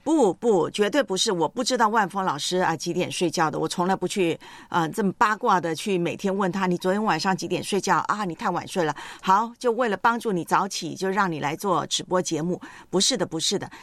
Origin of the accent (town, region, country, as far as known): Taiwan